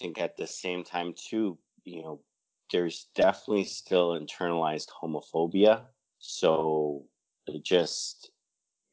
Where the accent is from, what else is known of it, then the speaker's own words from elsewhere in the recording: Toronto, Ontario, Canada; born and raised in Toronto